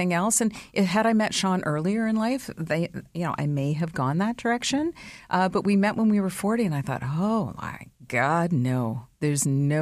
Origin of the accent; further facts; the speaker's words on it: London, Ontario, Canada; also born or lived in Toronto; growing up in London, I worked at the airport all through high school and university